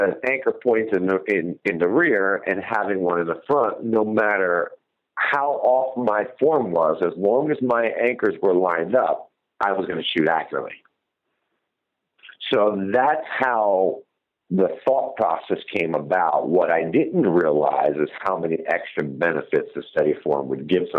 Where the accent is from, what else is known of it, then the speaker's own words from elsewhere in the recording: New Jersey, United States; I ended up taking my largest whitetail buck yet of my career, which is in my home state of New Jersey